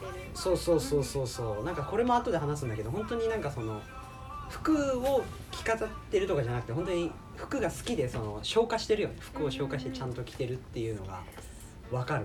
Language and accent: Japanese; Kagoshima, Japan; 僕も地元鹿児島だから、